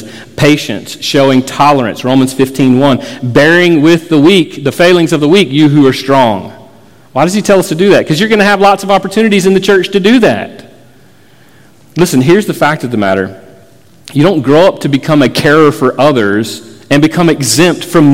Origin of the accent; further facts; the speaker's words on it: Florida, United States; I grew up in Florida